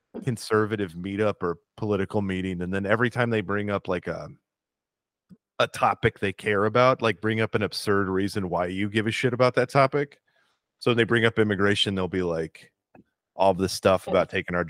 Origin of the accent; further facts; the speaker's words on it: United States; We're American